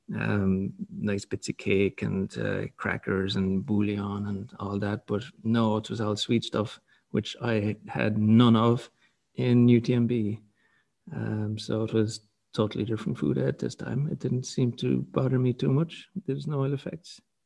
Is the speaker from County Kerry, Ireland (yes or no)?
yes; County Kerry, Ireland; I'm from Kerry